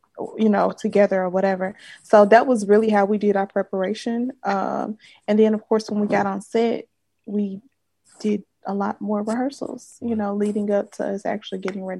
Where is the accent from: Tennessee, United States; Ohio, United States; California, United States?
Tennessee, United States; Memphis; I'm from Memphis, the 901.